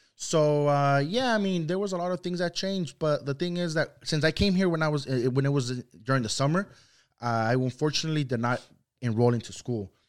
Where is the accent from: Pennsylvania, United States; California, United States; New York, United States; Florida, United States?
California, United States; Santa Ana; first language Spanish; English is a second language; also born or lived in Luis Moya, Zacatecas, Mexico; I came, uh, to Santa Ana, uh, California when I was five years old. So, I've resided in Santa Ana, uh, ever since then for going on twenty years now.